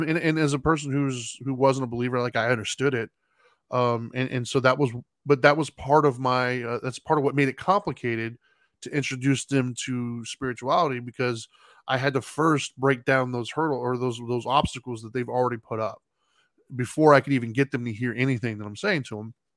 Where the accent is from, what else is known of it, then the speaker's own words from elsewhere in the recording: United States; I'm an American standing in an American country where we're mostly Christian